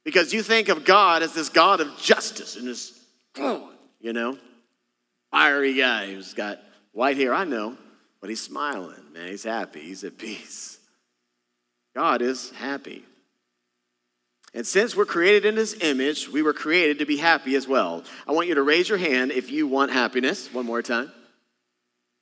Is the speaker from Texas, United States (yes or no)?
yes; Texas, United States; moved away; I'm from Texas originally